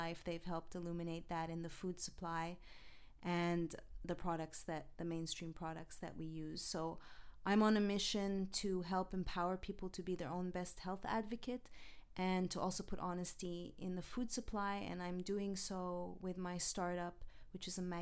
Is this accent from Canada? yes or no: yes; Montreal, Quebec, Canada; moved away as an adult; now in Los Angeles, United States; I'm originally from Montreal, Canada